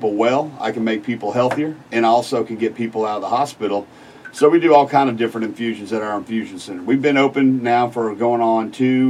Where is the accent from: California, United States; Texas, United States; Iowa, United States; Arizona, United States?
Texas, United States; Galveston; moved away as an adult; now in Beaumont, United States; I'm from Galveston. Came up here to Beaumont as a full board certified anesthesiologist.